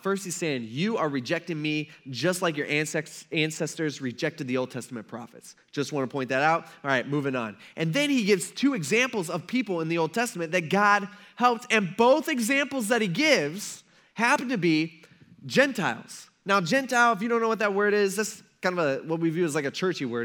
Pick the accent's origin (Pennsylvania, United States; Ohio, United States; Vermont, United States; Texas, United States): Ohio, United States; Fremont; now in Tiffin, United States; I grew up in Fremont